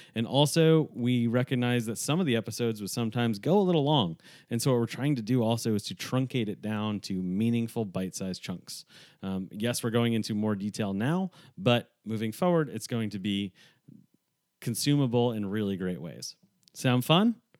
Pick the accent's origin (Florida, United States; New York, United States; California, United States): New York, United States; also born or lived in Northeast; now in Texas, United States; a New Yorker who lives in Texas